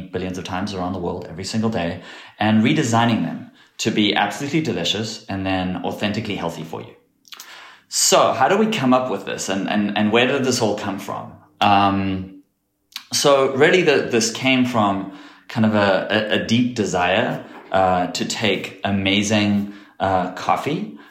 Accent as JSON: {"language": "English", "country": "South Africa", "tie": "born or raised there", "moved": "yes", "said": "grew up in South Africa, and growing up in South Africa"}